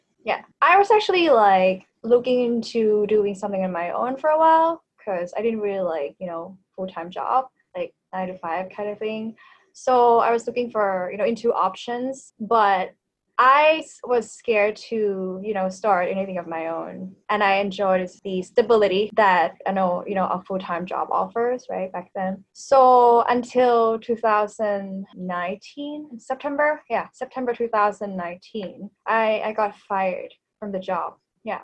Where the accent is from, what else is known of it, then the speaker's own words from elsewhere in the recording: Bangkok, Thailand; first language Thai; English is a second language; also born or lived in Vancouver, Canada / Victoria, Canada; I am a native Thai speaker. I was born and raised in Bangkok.